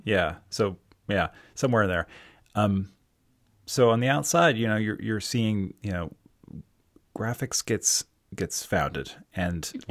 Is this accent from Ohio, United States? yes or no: no; Towson, Maryland, United States; I'm from Towson, Maryland